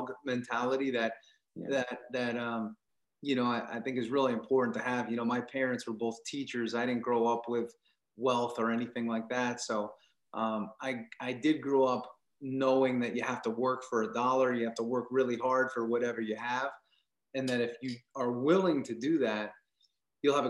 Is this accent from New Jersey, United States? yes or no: no; Long Island, New York, United States; I grew up in New York. So, you know, I grew up on Long Island